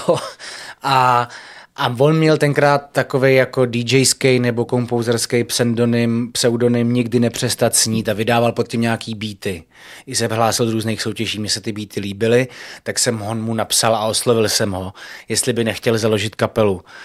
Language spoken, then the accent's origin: Czech; Prague, Czechia; jako Pražák